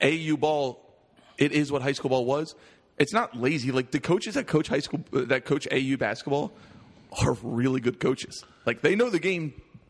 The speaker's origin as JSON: {"language": "English", "region": "Pennsylvania", "country": "United States", "tie": "born or raised there", "also_born_or_lived": "New Jersey", "moved": "yes", "said": "I grew up in Pennsylvania. I still check in from time to time. My parents are still there."}